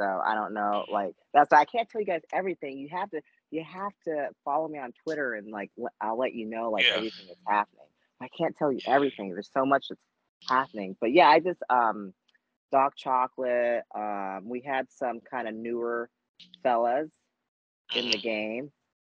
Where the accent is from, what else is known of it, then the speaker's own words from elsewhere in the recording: Germany; growing up in Germany, I did see a lot of, there were some interracial marriages both ways